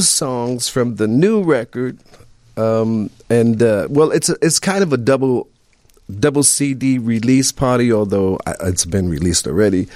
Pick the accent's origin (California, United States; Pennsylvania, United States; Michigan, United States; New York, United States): New York, United States; New York City; I grew up in Queensbridge projects in New York